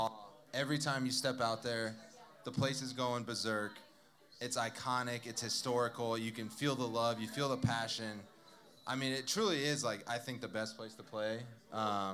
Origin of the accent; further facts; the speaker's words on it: Southern California, United States; I grew up in Southern California